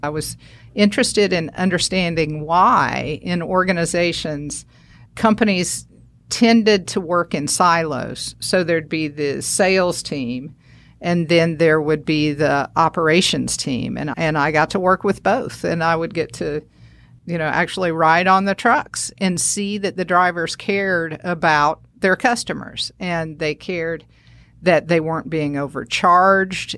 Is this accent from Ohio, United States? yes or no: no; northern Alabama, United States; moved away; also born or lived in Saint Louis, Missouri; So we moved there, and that's where I spent my, through high school